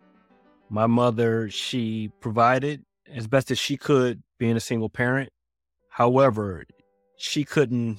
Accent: Philadelphia, Pennsylvania, United States; I'm from Philadelphia. And it was a tight-knit community

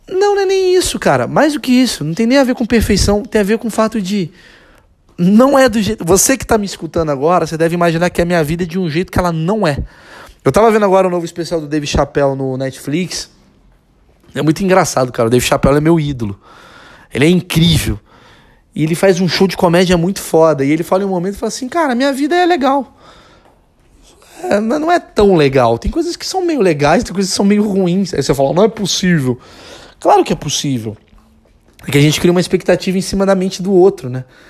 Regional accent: Brazil

